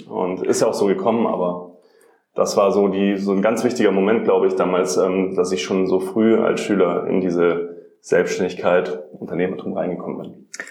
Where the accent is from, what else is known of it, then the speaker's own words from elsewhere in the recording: Rosenheim, Bavaria, Germany; also born or lived in Munich; Ich komme eigentlich aus Rosenheim